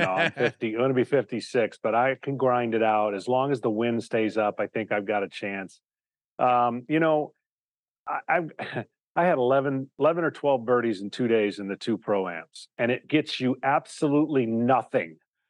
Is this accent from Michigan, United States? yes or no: yes; Michigan, United States; Well, you know, growing up in Michigan, the seasons change sports.